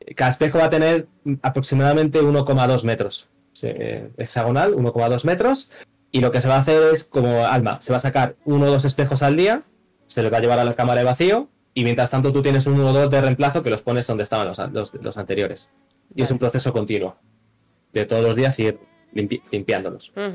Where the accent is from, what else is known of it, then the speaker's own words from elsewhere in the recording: Madrid, Community of Madrid, Spain; soy de Madrid